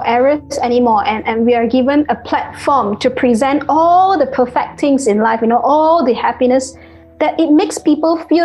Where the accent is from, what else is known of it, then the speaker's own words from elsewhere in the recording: Malaysia; Malaysian, because that's where I'm from